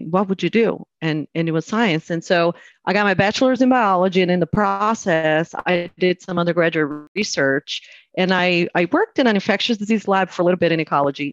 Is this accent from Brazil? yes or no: yes; Brazil; moved away as an adult; now in United States; I am originally from Brazil. I moved to the States about 20 years ago because I got married